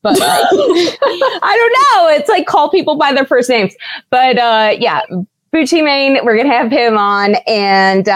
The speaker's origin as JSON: {"language": "English", "town": "Pittsburgh", "region": "Pennsylvania", "country": "United States", "tie": "born or raised there", "also_born_or_lived": "Steubenville, Ohio / Maryland", "said": "I'm from Pittsburgh. I grew up and lived here."}